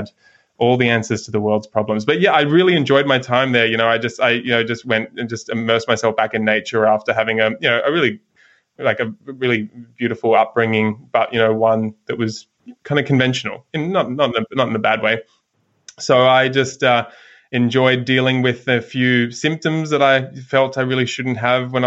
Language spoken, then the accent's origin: English; Sydney, New South Wales, Australia; now in South Golden Beach, Australia; I grew up in Sydney, living up in just north of Byron Bay now in South Golden Beach